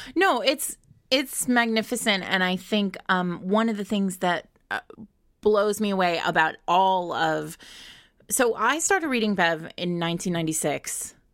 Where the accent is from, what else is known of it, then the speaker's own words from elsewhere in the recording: Rhode Island, United States; I grew up in Rhode Island.